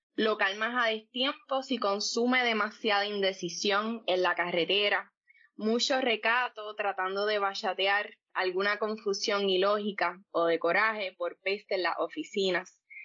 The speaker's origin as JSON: {"language": "Spanish", "town": "Coamo", "country": "Puerto Rico", "tie": "born or raised there", "also_born_or_lived": "Ponce", "said": "nací en Ponce, me crié en Coamo toda la vida, así que pues sí, soy pameña de pura cepa y pues boricua ante todo"}